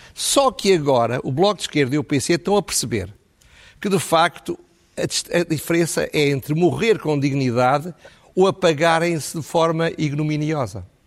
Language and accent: Portuguese; Portugal; also born or lived in Lisbon; nós em Portugal